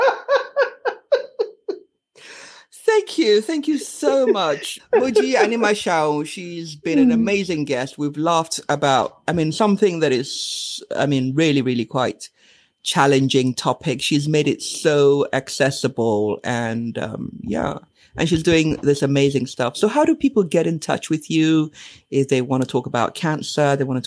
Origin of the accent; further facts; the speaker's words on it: Nigeria; we're Nigerian